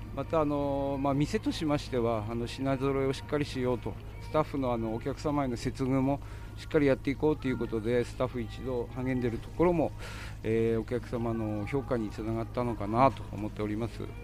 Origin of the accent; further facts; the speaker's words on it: Kikonai, Hokkaido, Japan; 出身は木古内町のさつかりっていう地域です